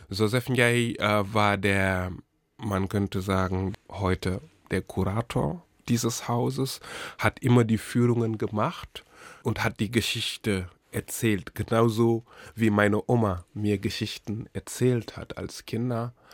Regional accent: Charlottenburg, Berlin, Germany; ich ich komme aus Charlottenburg.

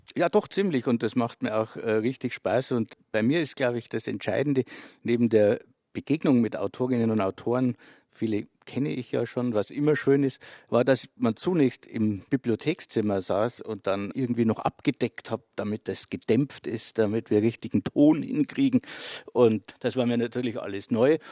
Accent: northeastern Bavaria, Germany; Ich bin in der Provinz aufgewachsen, in Nordostbayern

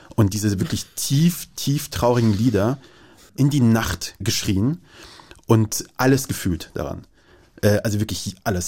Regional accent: Kassel, Hesse, Germany; also born or lived in Kabul, Afghanistan / Moscow, Russia / Kyiv, Ukraine; Ich bin in Kassel aufgewachsen

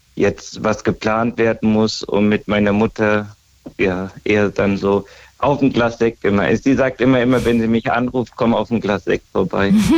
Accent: Großkrotzenburg, Hesse, Germany; Großkotzenburg. Gro das ist bei Hanau

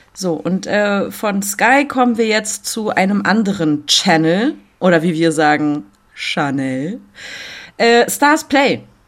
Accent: Berlin, Germany; accent: Berliner Dialekt; meinen Berliner Dialekt

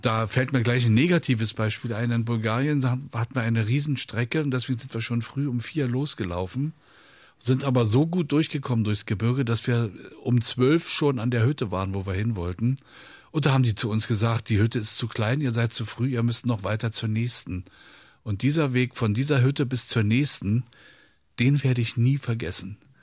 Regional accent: Berlin, Germany; ich habe es als Berliner Junge

